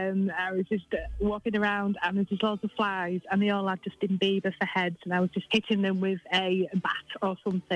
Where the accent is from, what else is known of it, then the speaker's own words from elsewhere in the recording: Morecambe, North West England, United Kingdom; from Morecambe.